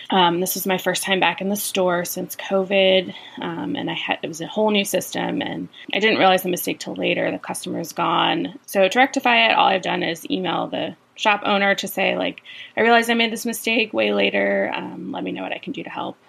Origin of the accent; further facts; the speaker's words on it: Virginia, United States; I'm from Virginia.